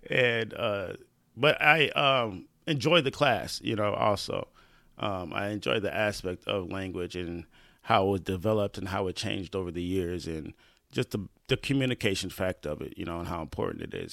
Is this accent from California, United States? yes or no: no; Lansing, Michigan, United States; I was born in Lansing, Michigan, uh, nineteen eighty-four. Uh, Sparrow Hospital. Um, started here, lived here all my life on the north side of Lansing.